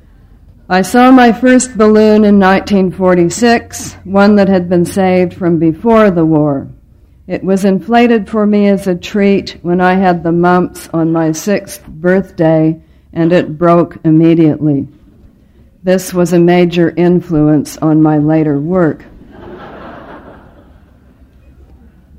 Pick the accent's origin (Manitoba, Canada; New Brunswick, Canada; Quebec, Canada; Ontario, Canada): Ontario, Canada; Ottawa; I was born on November the 18th, 1939, in the Ottawa General Hospital